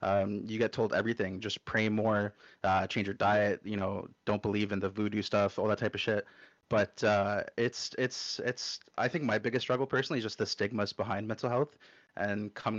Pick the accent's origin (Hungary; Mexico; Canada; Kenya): Canada; Ontario; I'm 26. I'm from Ontario, Canada. Born and raised here. Family's from North Africa, Libya.